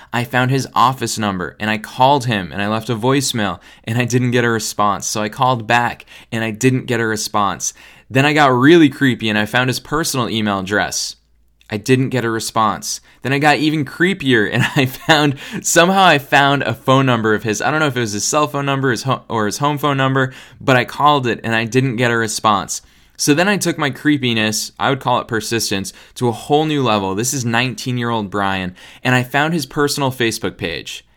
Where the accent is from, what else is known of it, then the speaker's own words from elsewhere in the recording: United States; I'm American